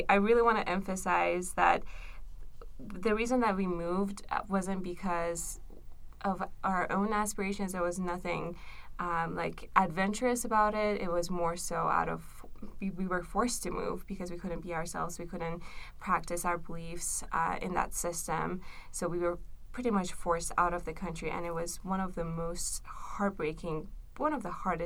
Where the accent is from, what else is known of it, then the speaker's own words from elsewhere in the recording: Tehran, Tehran Province, Iran; moved away; I was born and raised in Tehran, which is the capital